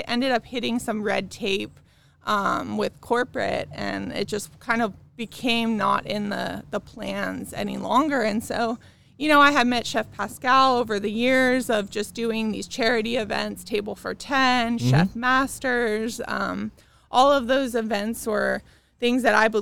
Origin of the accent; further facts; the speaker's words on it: Orange County, California, United States; also born or lived in Chicago / Ohio; I'm from California, so I'm native, local, born, raised right here in Orange County.